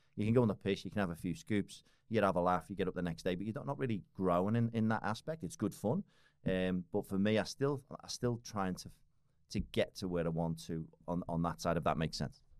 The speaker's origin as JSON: {"language": "English", "town": "Liverpool", "region": "North West England", "country": "United Kingdom", "tie": "born or raised there", "moved": "as an adult", "lives_now": "Australia", "said": "I was, uh, born and raised in Liverpool"}